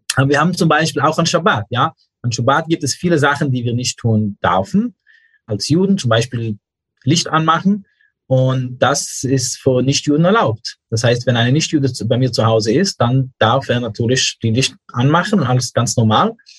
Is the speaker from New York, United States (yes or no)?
yes; New York, United States; German is a second language; moved away as an adult; now in Germany; Ich bin in New York aufgewachsen